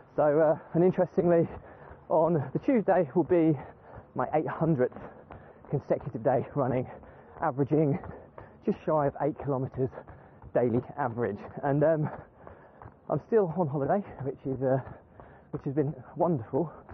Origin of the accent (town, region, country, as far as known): United Kingdom